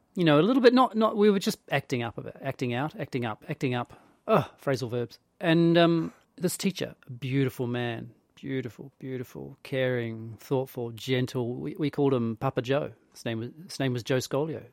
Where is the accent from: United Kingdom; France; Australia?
United Kingdom; England; accent: English; a brutally English Italian accent